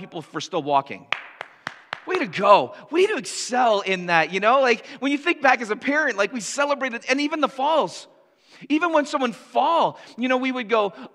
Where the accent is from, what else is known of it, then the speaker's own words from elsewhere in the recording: Canada; for us as Canadians